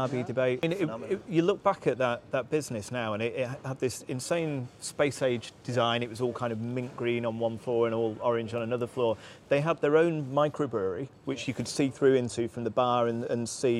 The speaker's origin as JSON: {"language": "English", "town": "Manchester", "region": "North West England", "country": "United Kingdom", "tie": "born or raised there", "said": "when I was growing up around Manchester."}